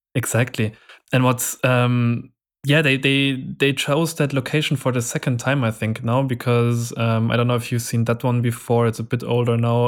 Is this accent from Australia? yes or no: no; Nuremberg, Bavaria, Germany; in my hometown, there's also a music festival happening every year, which is quite big. Um, in, it's a German festival called, um, Rock im Park